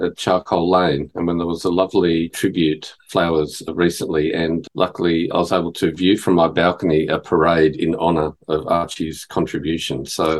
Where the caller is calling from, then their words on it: Fitzroy, Victoria, Australia; I'm joining you from Wurundjeri, Woiwurrung country, part of the Kulin Nation, and Fitzroy